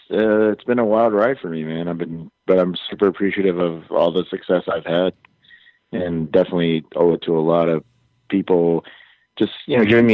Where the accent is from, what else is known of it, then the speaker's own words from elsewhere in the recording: Hawaii, United States; I'm from Hawaii